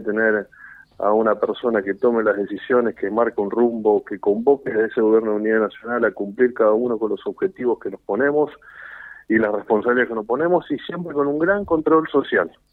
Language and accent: Spanish; Santa Fe, Argentina; nuestra provincia de Santa Fe